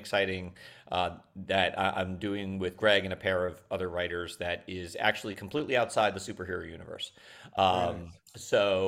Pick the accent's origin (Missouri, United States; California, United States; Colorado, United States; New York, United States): New York, United States; Long Island; I'm from New York. Yeah. And I'm from Long Island specifically.